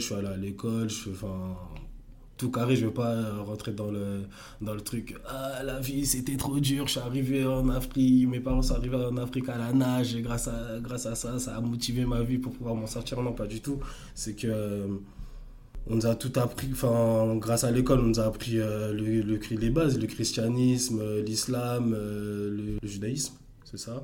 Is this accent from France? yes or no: yes; Asnières-sur-Seine, Île-de-France, France; also born or lived in Ermont / Democratic Republic of the Congo (ancestry) / Cameroon (ancestry); J'étais à Agnières, j'ai grandi à Agnières